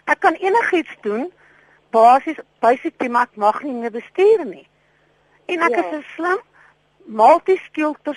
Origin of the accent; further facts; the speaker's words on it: Bloemfontein, Free State, South Africa; also born or lived in Port Elizabeth; now in Pretoria, South Africa; Ek is oorspronklik van Bloemfontein en toe in Port Elizabeth gewoon.